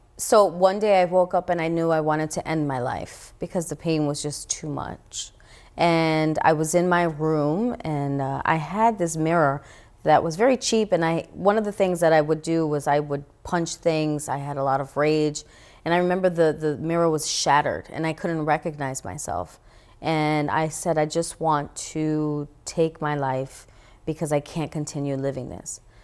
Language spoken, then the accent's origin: English; New York City, New York, United States; I grew up in the Bronx, New York, in the time known as the crack epidemic era.